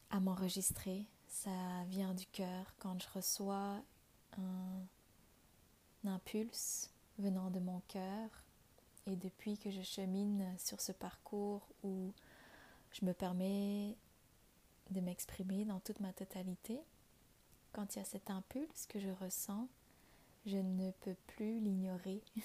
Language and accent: French; Vietnam; moved away; J'ai grandi au Vietnam, je suis née au Vietnam